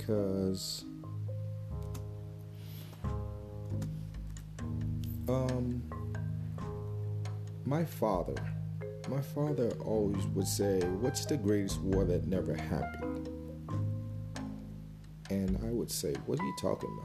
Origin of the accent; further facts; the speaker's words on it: United States; growing up in America